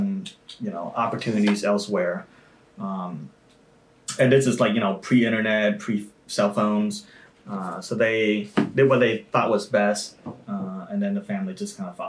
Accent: Cleveland, Ohio, United States; also born or lived in Vietnam / California; in Cleveland, I spend a majority of my life. So I would say that's my hometown

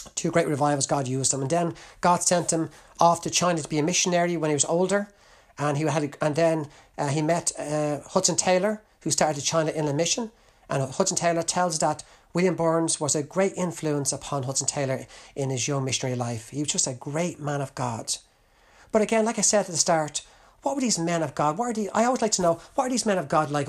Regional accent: Ireland; as an Irishman

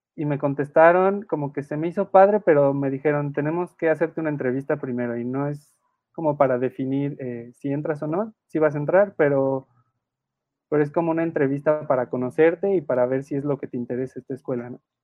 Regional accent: Querétaro, Mexico; yo soy de Querétaro

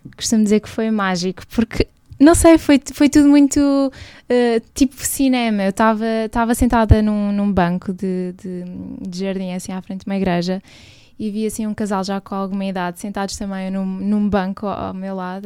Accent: Portugal; also born or lived in United States; Nasci nos Estados Unidos, vim para Portugal com 7 anos

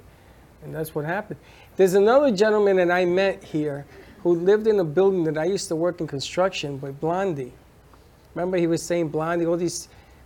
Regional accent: New York City, New York, United States; where I grew up in Popham Avenue, which is covered by the 4-4

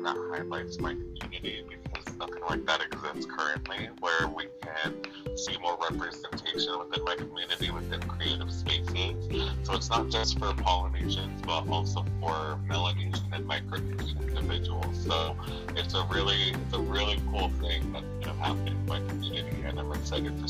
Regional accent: Hawaii, United States; also born or lived in Negros Oriental, Philippines / Cebu, Philippines; I was born in Hawaii in the U.S. and raised here

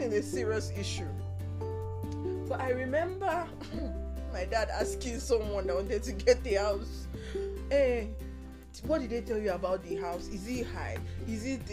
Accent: Rivers State, Nigeria; I'm from River State

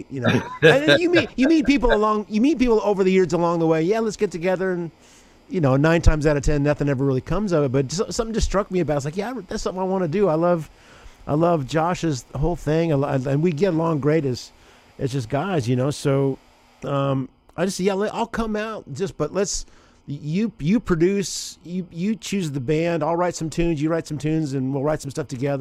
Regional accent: Southern Indiana, United States; I grew up in Indiana, so I remember. We wouldn't get like Chicago, but Southern Indiana

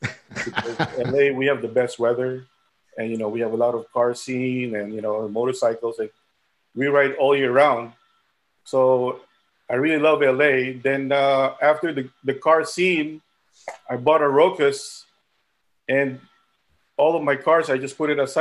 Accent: Manila, Metro Manila, Philippines; also born or lived in Rochester, New York; now in Los Angeles, United States; I was born in the Philippines, and I was born in Manila.

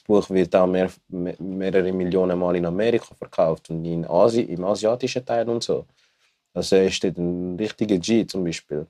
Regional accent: Zurich, Switzerland; ich komme aus Zürich

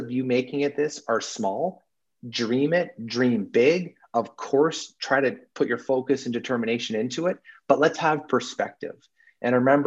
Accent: Vancouver, British Columbia, Canada; moved away as an adult; also born or lived in Salzburg, Austria; I grew up in Vancouver, British Columbia, and fell in with hockey very, very early on.

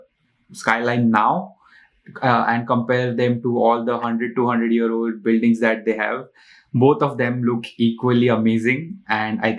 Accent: India; now in New York City, United States; I come from India, which is the second most populated country in the world

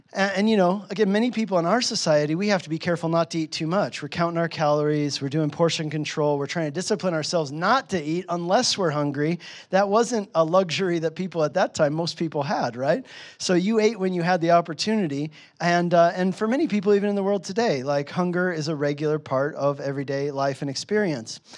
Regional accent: United States; moved away as an adult; also born or lived in Hungary; I was from America

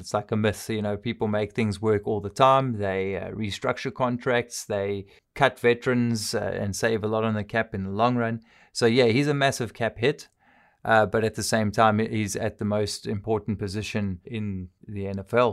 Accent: South Africa; I'm South African.

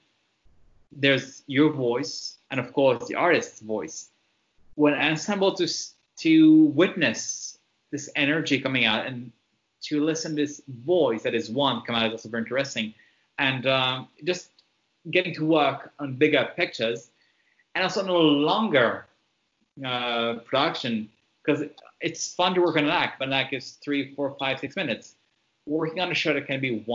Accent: Montreal, Quebec, Canada; first language French; English is a second language; I grew up in Montreal in the city

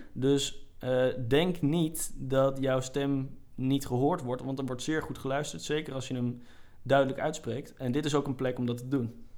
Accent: Groningen, Netherlands; als Groningers moeten we het daar eigenlijk niet over hebben

